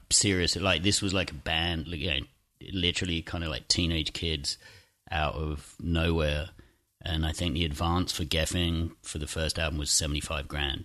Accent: Chelmsford, East of England, United Kingdom; teenage kids growing up in Essex in this kind of shitty town twenty miles outside of London

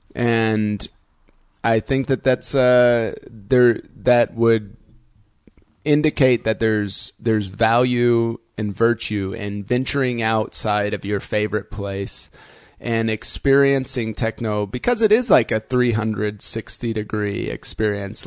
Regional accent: Indiana, United States; now in Berlin, Germany; I grew up in Indiana

